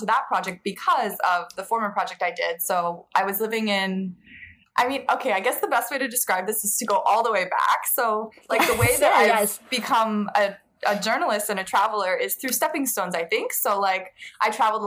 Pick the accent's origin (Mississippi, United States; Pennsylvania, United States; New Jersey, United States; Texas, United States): New Jersey, United States; moved away; also born or lived in Alaska / South Korea / Nepal / India; growing up on the East Coast, I grew up in New Jersey.